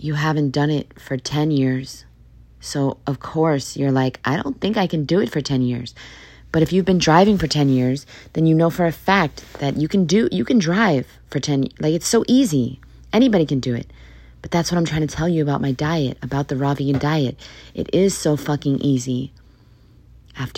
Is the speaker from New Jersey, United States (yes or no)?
no; New York City, New York, United States; moved away; I'm from New York City.